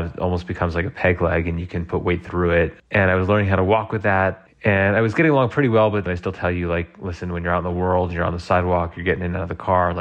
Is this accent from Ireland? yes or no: no; New York City, New York, United States; now in Colorado, United States; I'm originally from Brooklyn, New York